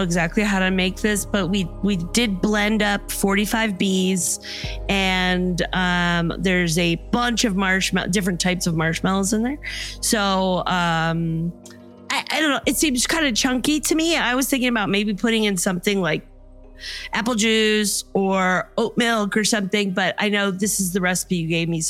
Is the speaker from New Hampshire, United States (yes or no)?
yes; New Hampshire, United States; I know, because I'm from New Hampshire.